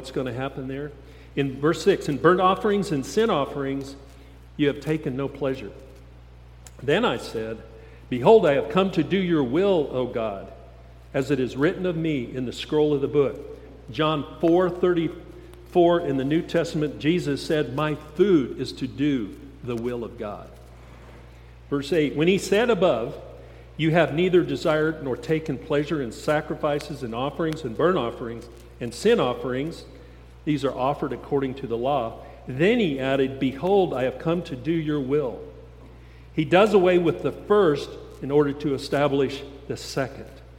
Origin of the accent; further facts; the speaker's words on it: Steamboat Springs, Colorado, United States; I grew up in Steamboat Springs a long time ago